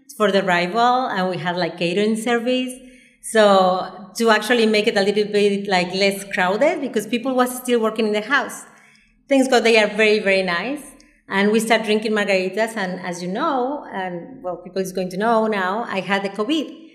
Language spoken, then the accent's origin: English; Mexico City, Mexico; moved away as an adult; now in Cabo San Lucas, Mexico; I am from Mexico City. I was born and raised in Mexico City. So I arrived here when I was 22 years old